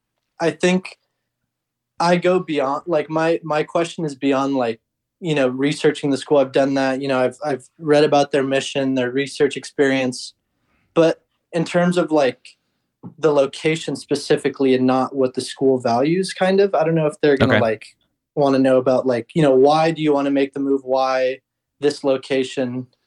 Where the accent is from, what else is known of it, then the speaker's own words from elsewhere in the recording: Oregon, United States; I'm from Oregon.